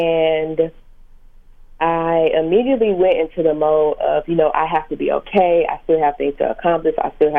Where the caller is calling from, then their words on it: St. Louis, Missouri, United States; I'm calling from St. Louis, Missouri.